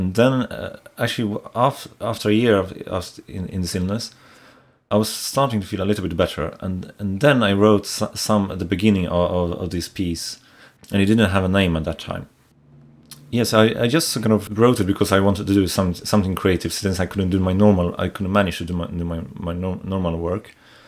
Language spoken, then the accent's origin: English; Sweden; moved away as an adult; also born or lived in Poland / United States; now in Edinburgh, United Kingdom; I should first say I have lived in different countries. I was born in Poland. Most of my life I've spent in Sweden. And also I've lived in the US for less than a year and in Virginia.